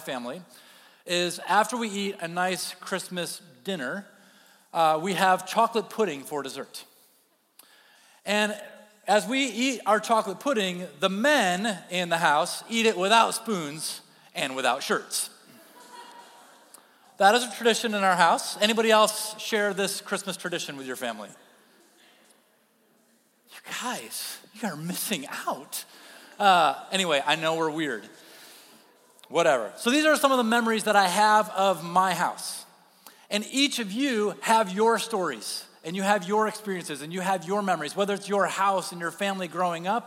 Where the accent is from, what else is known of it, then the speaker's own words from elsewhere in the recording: Kentwood, Michigan, United States; I grew up in Kentwood, Michigan